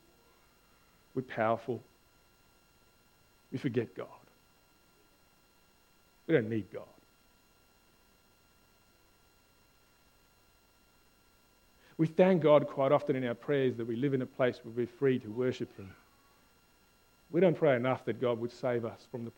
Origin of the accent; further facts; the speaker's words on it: South Africa; now in Australia; I'm South African